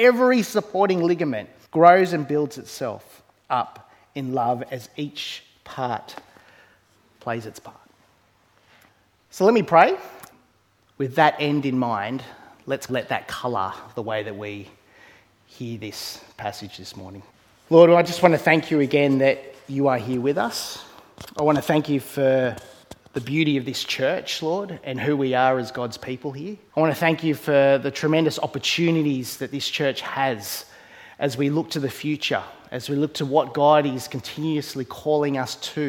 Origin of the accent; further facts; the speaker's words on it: Australia; I was born here in Australia. And I've always wrestled for a lot of my life with this tension of growing up in a predominantly Eastern background home